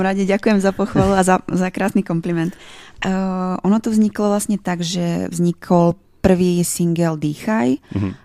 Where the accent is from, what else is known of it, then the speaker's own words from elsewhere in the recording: Slovakia; first language Slovak; also born or lived in Brno; now in Prague, Czech Republic; ja tiež milujem Slovenčinu, je to môj rodný jazyk